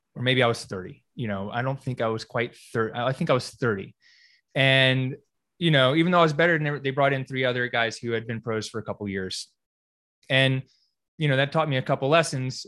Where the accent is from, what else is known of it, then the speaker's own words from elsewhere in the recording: Greensboro, North Carolina, United States; moved away as an adult; also born or lived in California; I grew up here in Greensboro